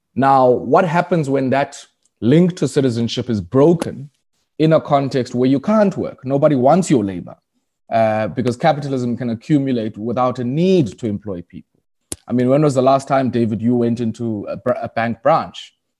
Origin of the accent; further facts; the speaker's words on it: Komani, Eastern Cape, South Africa; moved away as an adult; now in Johannesburg, South Africa; I was born in Kwamani, um, which is formerly known as Queenstown